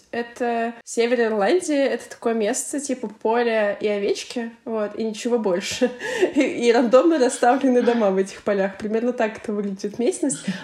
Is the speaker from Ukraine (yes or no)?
yes; Ukraine; мне 25 лет, я из Украины, я диджитал номад, и я была в 32 странах.